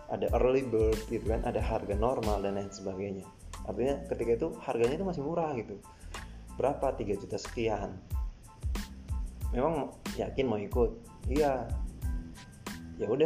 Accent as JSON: {"language": "Indonesian", "town": "Sorong", "region": "Southwest Papua", "country": "Indonesia", "tie": "born or raised there", "said": "saya ini adalah anak Papua lahir dan besar di sana walaupun orang tua bukan orang Papua asli sebenarnya jadi karena orang tua nikah dan ketemu di sana akhirnya ya saya juga lahir dan besar di sana"}